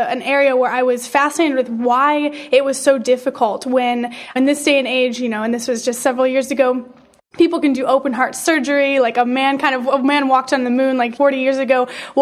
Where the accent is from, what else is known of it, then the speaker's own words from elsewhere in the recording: Detroit, Michigan, United States; moved away as an adult; now in Los Angeles, United States; I grew up in Detroit, kind of just the suburbs of Detroit